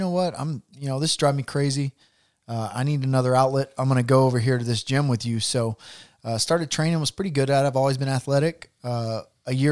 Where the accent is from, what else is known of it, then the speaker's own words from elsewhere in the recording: Knoxville, Tennessee, United States; accent: Southern twang; I'm from Fountain City, Inskip, Knoxville